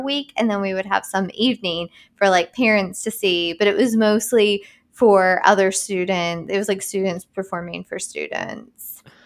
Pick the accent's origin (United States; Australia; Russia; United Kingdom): United States; I'm from Boone County